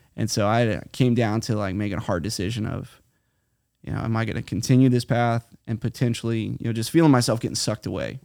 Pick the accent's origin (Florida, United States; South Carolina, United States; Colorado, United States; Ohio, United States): Florida, United States; Titusville; moved away as an adult; also born or lived in Hawaii / California; now in Guatemala; I grew up here in Titusville, Florida, right between Titusville and Mims